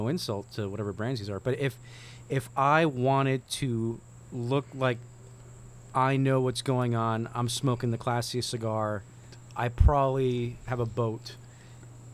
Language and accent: English; Miami, Florida, United States; growing up in Miami